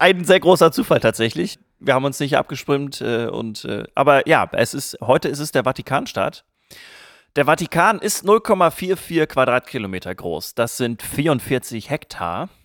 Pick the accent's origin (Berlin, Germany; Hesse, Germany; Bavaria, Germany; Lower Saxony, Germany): Lower Saxony, Germany; area near Barbecke; Barbecke ist ein Nachbardorf aus meiner Heimat